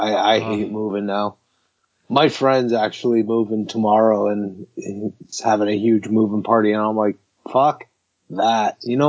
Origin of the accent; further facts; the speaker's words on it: Michigan, United States; also born or lived in Massachusetts; Yeah, I was born in Michigan. I moved a lot between Michigan and Massachusetts, so there was a lot of moving going on.